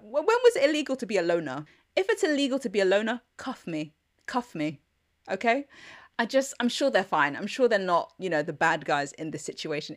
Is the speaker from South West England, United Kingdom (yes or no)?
no; London, United Kingdom; I'm a Londoner.